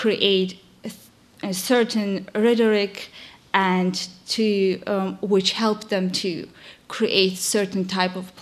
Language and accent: English; Azerbaijan; moved away; I'm from Azerbaijan